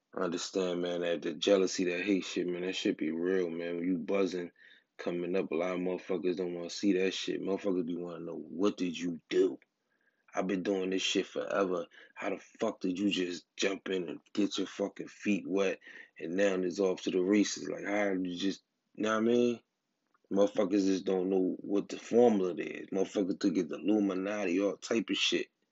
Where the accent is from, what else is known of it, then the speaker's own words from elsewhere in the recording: Atlantic City, New Jersey, United States; I'm from Atlantic City, New Jersey